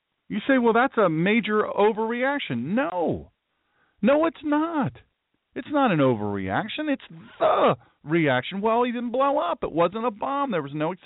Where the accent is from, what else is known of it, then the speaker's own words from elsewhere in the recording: Sussex County, Delaware, United States; I'm specifically from Sussex County.